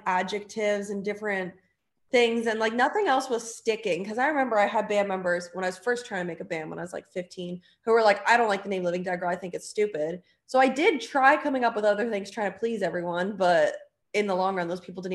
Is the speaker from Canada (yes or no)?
yes; Canada; now in Orlando, United States; she's from Canada, just like I am